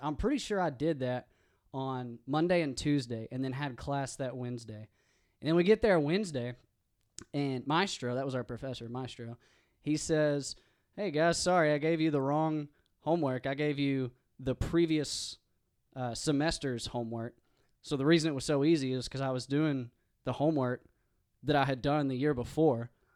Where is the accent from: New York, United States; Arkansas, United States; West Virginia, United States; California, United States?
Arkansas, United States; East End; moved away; also born or lived in Fayetteville, Arkansas; I'm from East End, um, and I went to East Union